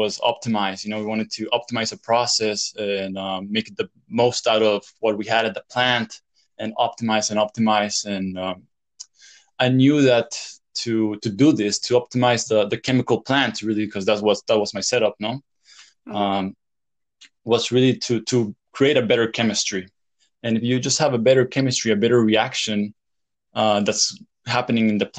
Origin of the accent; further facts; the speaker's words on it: El Salvador; moved away as an adult; also born or lived in Louisiana, United States / France; I grew up in El Salvador